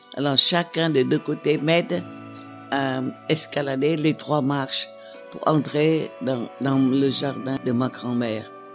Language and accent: French; Hue, Thua Thien Hue, Vietnam; moved away; on arrivera à Hue, ma ville natale.